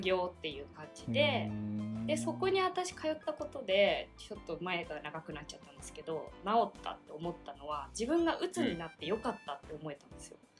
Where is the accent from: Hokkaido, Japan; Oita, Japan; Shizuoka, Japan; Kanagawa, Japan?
Oita, Japan; moved away as an adult; now in Tokyo, Japan; 半年ぐらい大分の実家に帰って